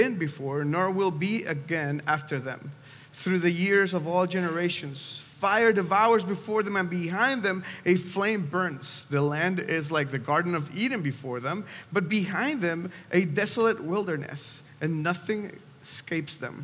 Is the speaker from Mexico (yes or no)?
yes; Mexico City, Mexico; moved away; I'm from Mexico City specifically, and when I was 6 years old